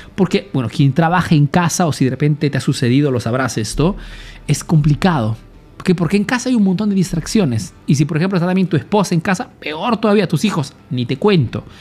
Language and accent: Spanish; Peru; now in Italy